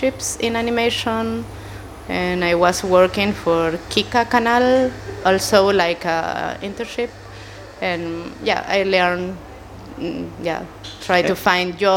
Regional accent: Chile; English is a second language; moved away; I come from Chile, South America.

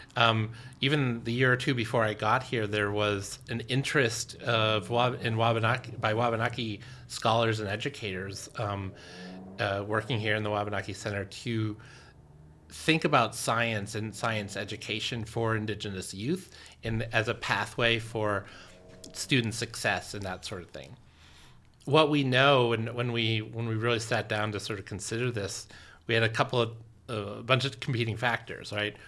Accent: Orono, Maine, United States; I grew up here in Orono

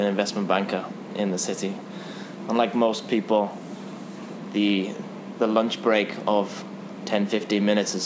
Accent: England, United Kingdom; as an English person

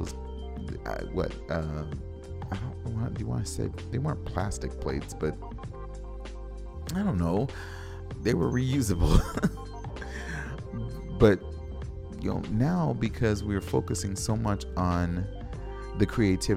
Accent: West Coast, United States; now in Minneapolis, United States; I'm from the West Coast

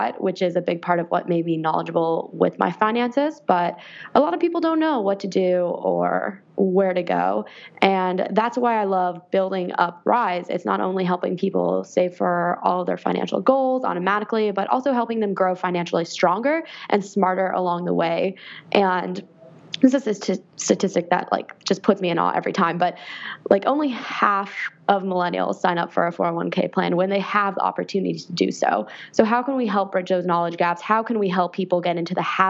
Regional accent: Ottawa, Ontario, Canada; now in Washington, D.C., United States; I am originally from Canada. I went from one capital to another, Ottawa, Ontario, to Washington, D.C.

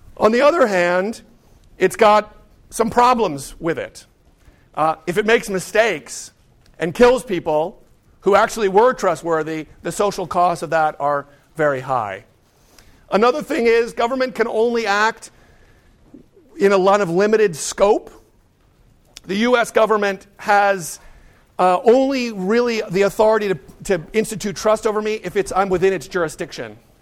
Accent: Pittsburgh, Pennsylvania, United States; growing up in Pittsburgh

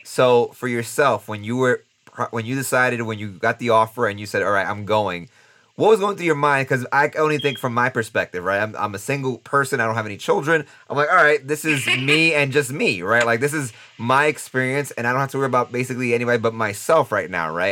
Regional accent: New York City, New York, United States; moved away; I'm from New York City

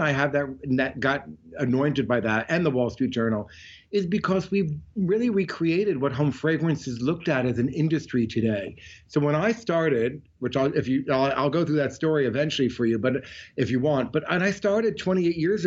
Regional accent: Montclair, New Jersey, United States; now in Florida, United States; I grew up in Montclair, New Jersey

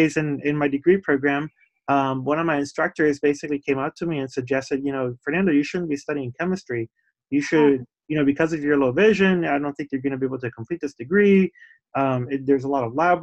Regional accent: Puerto Rico; now in Somerville, United States; I was born in Puerto Rico

